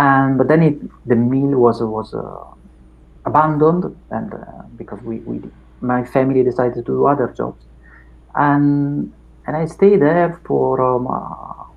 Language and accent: English; Reggio Emilia, Emilia-Romagna, Italy; English is a second language; also born or lived in Bologna / Paris / London; I was born here in the 70s, and I moved from time to time, but eventually I came back to Reggio Emilia